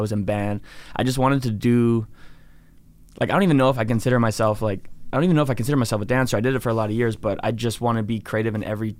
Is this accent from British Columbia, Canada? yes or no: yes; Penticton, British Columbia, Canada; so I was raised in Penticton.